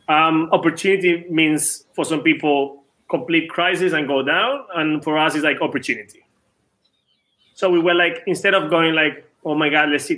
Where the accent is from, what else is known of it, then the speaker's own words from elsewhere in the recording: Venezuela; English is a second language; I'm from Venezuela.